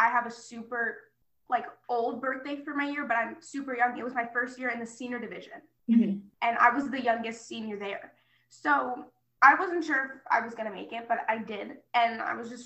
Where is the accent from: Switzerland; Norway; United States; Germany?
United States; Florida; I'm from Florida